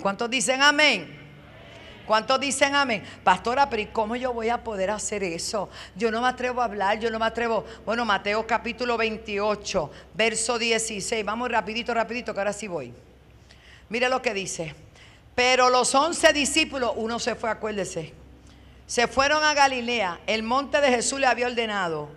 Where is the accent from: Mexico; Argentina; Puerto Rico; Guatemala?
Puerto Rico; Bayamón; also born or lived in New York; now in Toa Alta, Puerto Rico; yo nací en Nueva York, me crié en Bayamón y me sembraron en el barrio Piña de Toalta